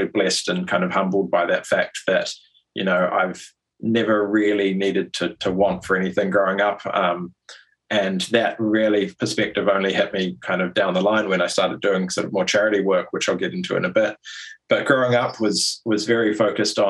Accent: New Zealand; moved away as an adult; also born or lived in London; I was born and raised in New Zealand.

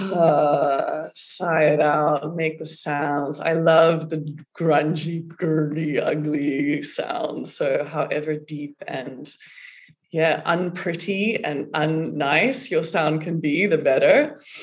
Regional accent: South Africa; growing up in South Africa

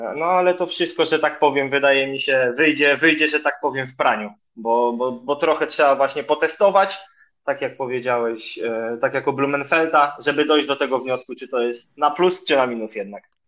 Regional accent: Ostróda, Warmian-Masurian Voivodeship, Poland; also born or lived in Olsztyn; jestem z Ostrudy

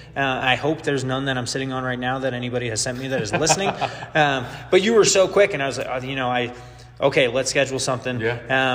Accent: New York, United States; I'm a New Yorker

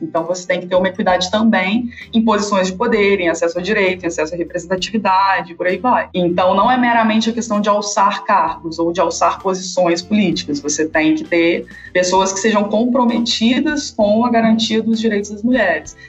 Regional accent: Volta Redonda, Rio de Janeiro, Brazil; Eu sou natural de Volta Redonda

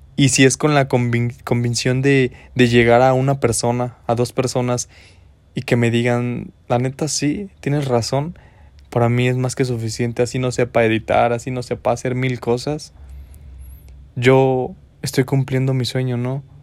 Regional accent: San Luis de la Paz, Guanajuato, Mexico; moved away as an adult; now in Dolores Hidalgo, Mexico; Soy del estado de Guanajuato. Mm, nací en el municipio de San Luis de la Paz, Guanajuato, y tengo aproximadamente 5 años en el municipio de Dolores Hidalgo

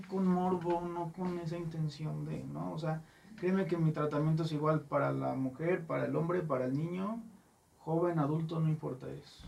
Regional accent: Mexico; como buen mexicano

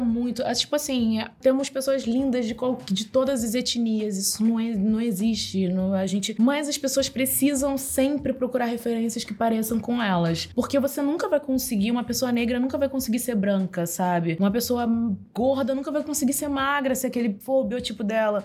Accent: Nova Iguaçu, Rio de Janeiro, Brazil; moved away; also born or lived in Japeri; Eu sou de Nova Iguaçu, nascida e criada em Nova Iguaçu e também Japeri

